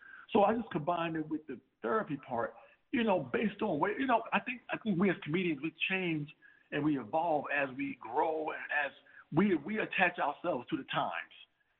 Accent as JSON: {"language": "English", "town": "Plymouth", "region": "North Carolina", "country": "United States", "tie": "born or raised there", "lives_now": "Mount Vernon, United States", "said": "You know, a lot of folks from Plymouth actually left there and moved to Mount Vernon, New York."}